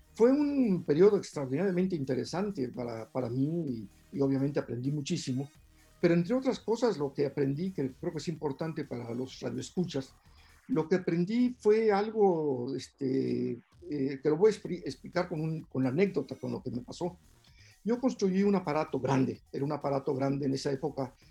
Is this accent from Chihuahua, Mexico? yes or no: no; Mexico City, Mexico; Yo estudié o nací eh, y crecí en la Santa María la Ribera, en la colonia, una colonia vieja del centro de la ciudad. Ahí crecí.